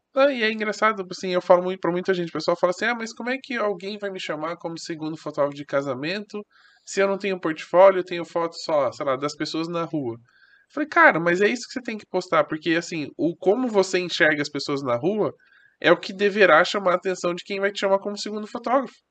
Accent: Brazil; eu sou do Brasil

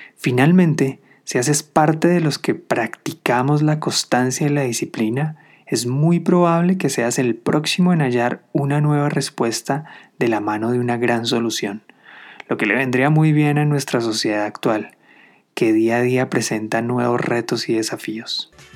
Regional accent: Colombia; Después de regresar a mi país de origen, Colombia

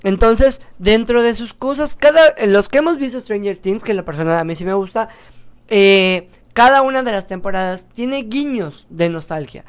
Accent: Yucatán, Mexico; soy yucateco

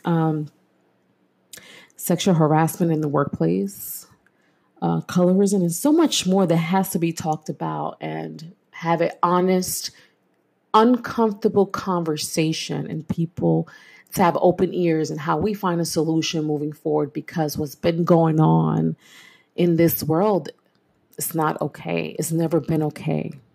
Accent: New York City, New York, United States; I am born and raised in East New York, Brooklyn

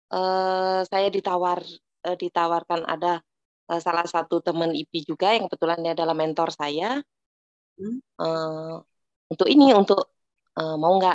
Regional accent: Java, Indonesia; karena kebetulan saya orang Jawa

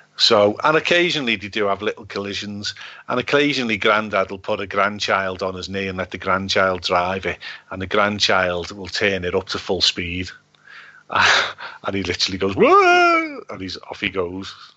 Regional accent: Liverpool, North West England, United Kingdom; from Liverpool

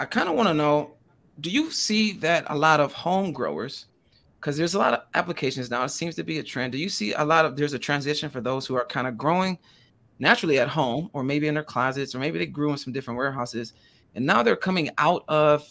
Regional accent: Michigan, United States; I'm from Michigan

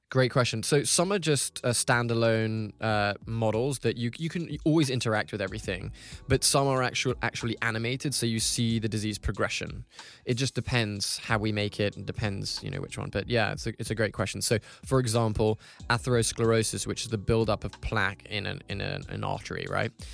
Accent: Hong Kong; I grew up in Hong Kong

